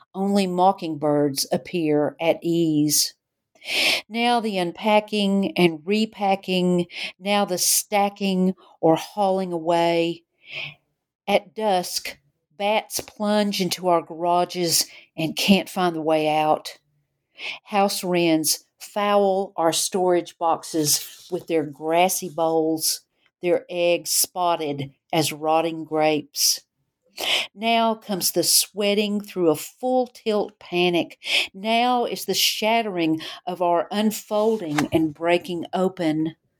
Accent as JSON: {"language": "English", "town": "Knoxville", "region": "Tennessee", "country": "United States", "tie": "born or raised there", "said": "growing up in Knoxville."}